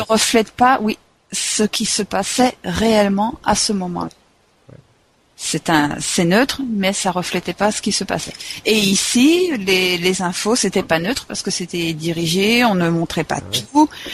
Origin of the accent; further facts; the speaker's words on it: France; en tant que Français, en vivant ici